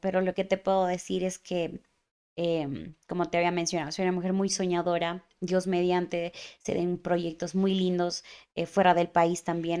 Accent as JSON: {"language": "Spanish", "town": "Cuenca", "region": "Azuay", "country": "Ecuador", "said": "yo soy cuencana hasta las mismas"}